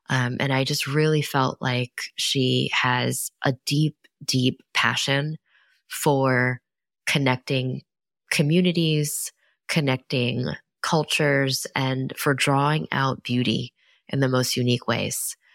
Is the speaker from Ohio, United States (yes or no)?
no; New York City, New York, United States; born or raised there; also born or lived in Los Angeles